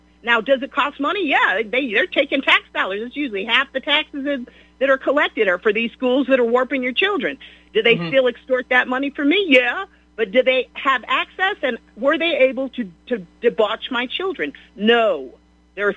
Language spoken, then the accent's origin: English; Beachwood, United States; I was raised in Beechwood